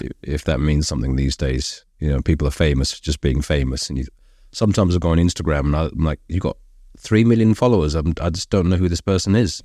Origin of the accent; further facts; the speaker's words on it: London, United Kingdom; I'm Brit, I was born in London.